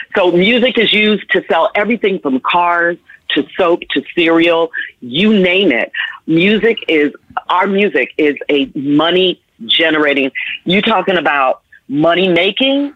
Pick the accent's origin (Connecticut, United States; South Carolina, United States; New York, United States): New York, United States; New York City; also born or lived in Washington, D.C.; went to New York, which is my hometown. I grew up in the Bronx and Harlem and Manhattan.